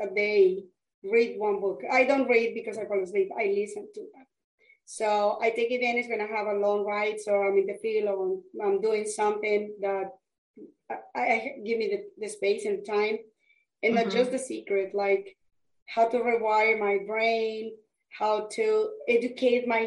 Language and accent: English; Colombia; English is a second language; moved away as an adult; I am from Colombia, South America, and I came to this country years ago.